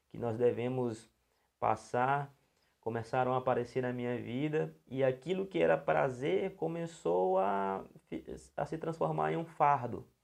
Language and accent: Portuguese; São Luís, Maranhão, Brazil; somos aqui de São Luís do Maranhão, somos pastores da Missão Cristã Casa do Pai, que fica aqui também em São Luís do Maranhão, um lugar lindo, maravilhoso.